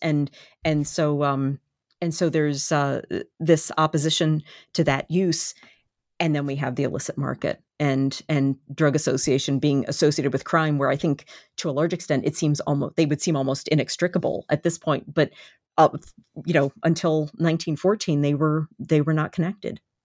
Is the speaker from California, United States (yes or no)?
no; Baltimore, Maryland, United States; it is my, uh, my hometown